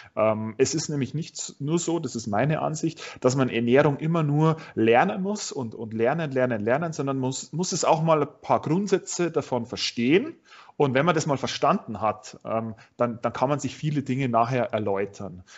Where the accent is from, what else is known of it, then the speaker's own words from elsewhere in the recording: Straubing, Bavaria, Germany; du kommst auch gebürtig aus Straubing, haben wir ja äh, jetzt gerade vorher festgestellt. Ähm, ich nämlich auch